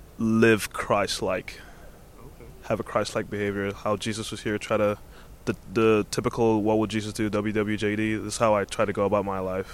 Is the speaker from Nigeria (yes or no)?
yes; Nigeria; moved away as an adult; now in United States; I'm from Nigeria.